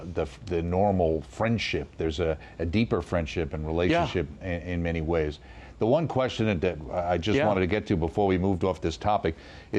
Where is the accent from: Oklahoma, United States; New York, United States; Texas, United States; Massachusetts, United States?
New York, United States; I'm a New Yorker, so we're a Dunkin' Donuts people